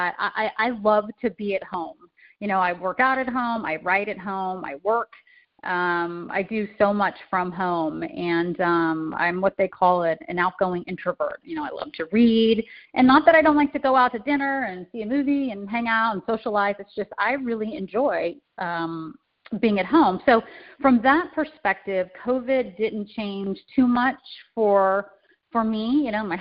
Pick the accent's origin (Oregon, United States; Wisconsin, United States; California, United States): California, United States; now in Chicago, United States; I'm originally from California, although I reside in Chicago now